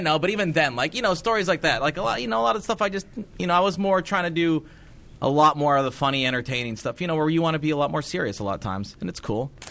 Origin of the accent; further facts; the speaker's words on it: Cedar Rapids, Iowa, United States; my hometown of Cedar Rapids, Iowa.